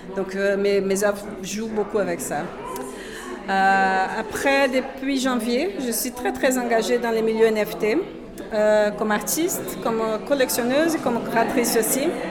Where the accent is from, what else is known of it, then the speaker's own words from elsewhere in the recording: Brazil; French is a second language; moved away as an adult; now in Brussels, Belgium; je suis brésilienne. Pardon déjà pour euh, l'accent